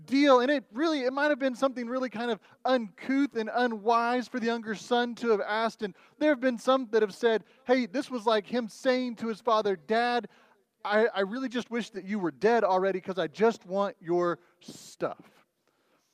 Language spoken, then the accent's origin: English; Oklahoma City, Oklahoma, United States; also born or lived in Texas; now in Goodyear, United States; I grew up and lived in Oklahoma City